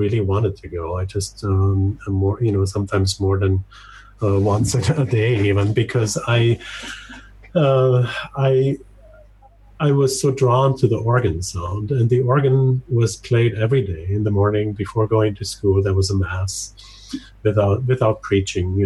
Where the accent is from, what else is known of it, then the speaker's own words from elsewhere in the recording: western Austria, on Lake Constance, Vorarlberg, Austria; moved away; I grew up in Austria, in the western part of Austria, right next to Switzerland and Germany, on Lake Constanz.